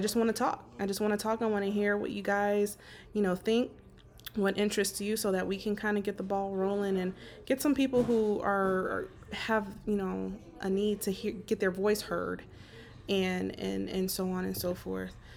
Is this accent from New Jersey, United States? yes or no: no; Las Vegas, Nevada, United States; born and raised in Las Vegas, Nevada, uh, soon to be relocating to North Carolina.